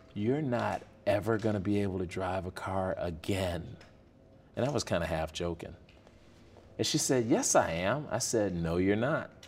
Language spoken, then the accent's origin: English; Chicago, Illinois, United States; moved away as an adult; growing up on the South Side of Chicago